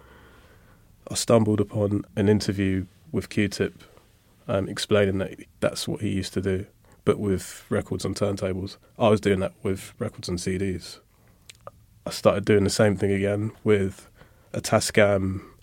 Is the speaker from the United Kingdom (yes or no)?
yes; London, United Kingdom; growing up in Lewisham